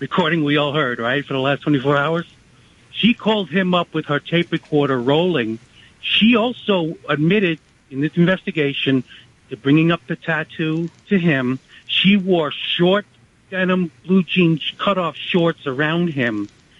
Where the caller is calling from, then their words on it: New York City, New York, United States; in New York City.